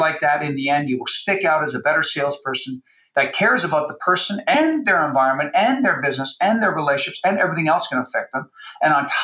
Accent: Canada; I'm from Canada

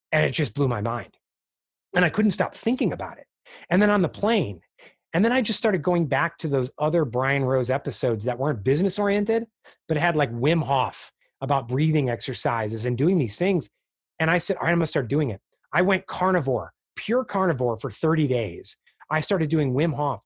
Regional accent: Chicago, Illinois, United States; I grew up in Chicago, the Chicago area

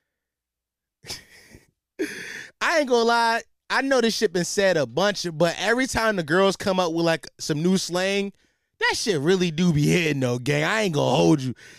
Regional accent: Philadelphia, Pennsylvania, United States; as a Philadelphian

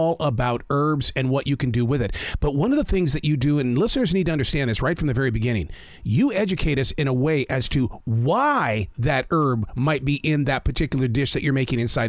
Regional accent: Montana, United States; I'm from Montana. We used to eat the potatoes directly out of the ground

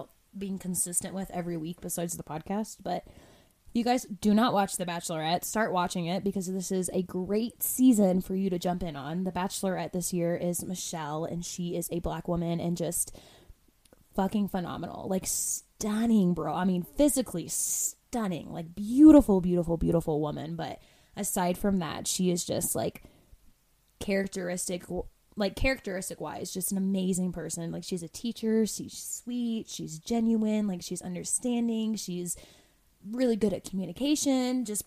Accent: Florida, United States; moved away; I'm from the East Coast, right? From Florida

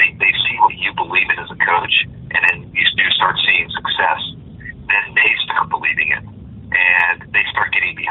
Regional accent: Southern California, United States; I grew up in Southern California, and I grew up going to Angel games

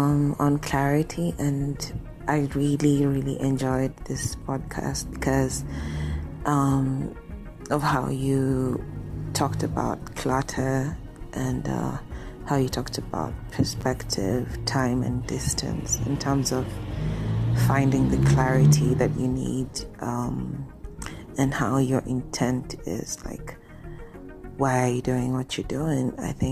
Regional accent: Kenya; as a Kenyan

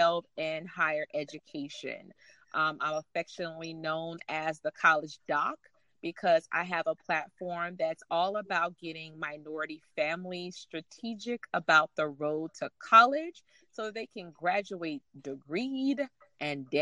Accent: North Charleston, South Carolina, United States; I grew up in North Charleston, South Carolina

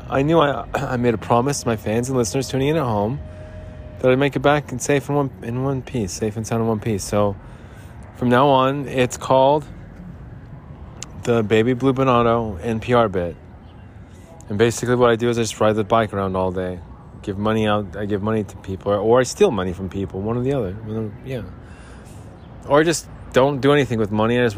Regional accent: Salt Lake City, Utah, United States; When the mountains turn blue, it's as cold as the Rockies, and I would know. I'm from Salt Lake City.

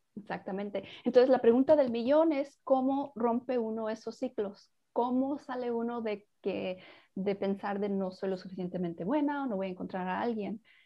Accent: Mexico; yo soy mexicana

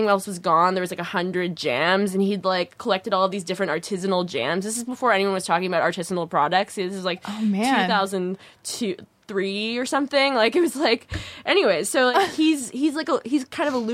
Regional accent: Orange County, California, United States; I'm from Orange County. Very Orange County

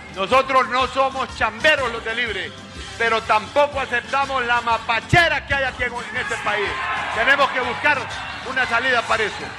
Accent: Honduras; somos los hondureños que trabajamos día a día

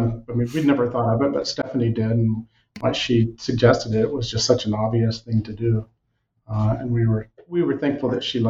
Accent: Texas, United States; moved away as an adult; now in Montana, United States; I came 36 years ago thinking I'd stay a year or two. I'm from Texas originally, always loved history, always wanted to come to Montana.

